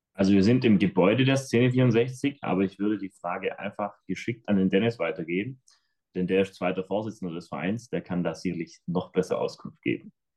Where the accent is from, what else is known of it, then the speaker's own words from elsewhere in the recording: Schramberg, Baden-Württemberg, Germany; accent: Swabian / Black Forest dialect; Bamberg liegt im Schwarzwald, hört man vielleicht auch an unserem Dialekt dann nachher. Ähm, wir sind im Schwäbischen.